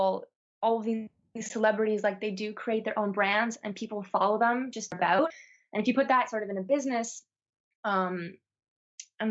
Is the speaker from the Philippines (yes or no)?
no; Toronto, Ontario, Canada; moved away as an adult; also born or lived in Montreal, Canada; now in south of France, France; I'm from Toronto. I went to school in Montreal